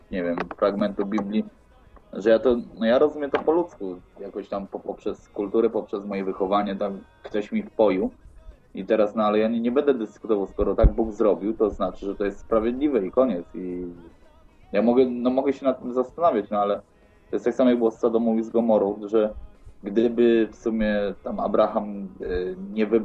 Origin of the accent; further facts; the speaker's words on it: Opole, Opole Voivodeship, Poland; moved away; A że jestem z Opola, to właśnie się pytam.